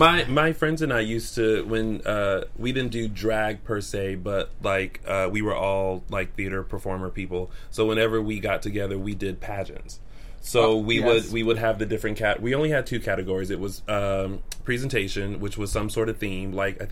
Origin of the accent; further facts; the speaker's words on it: Columbia, South Carolina, United States; South Carolina.